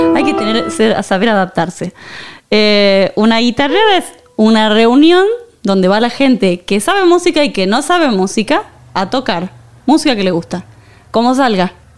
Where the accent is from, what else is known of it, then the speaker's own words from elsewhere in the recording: San Miguel de Tucumán, Tucumán, Argentina; moved away as an adult; also born or lived in Buenos Aires, Argentina / Barcelona, Spain; now in Madrid, Spain; nací en Tucumán